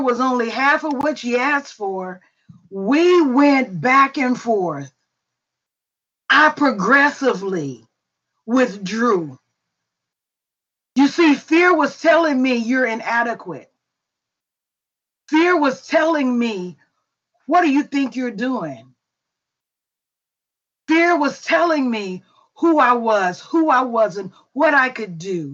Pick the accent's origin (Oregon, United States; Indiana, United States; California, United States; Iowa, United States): Indiana, United States; Indianapolis; I grew up in Hallville